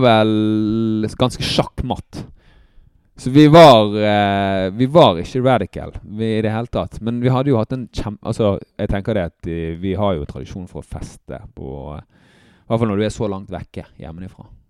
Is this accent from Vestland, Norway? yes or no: yes; Bergen, Vestland, Norway; jeg er oppvokst på Nattelandsfjellet i Bergen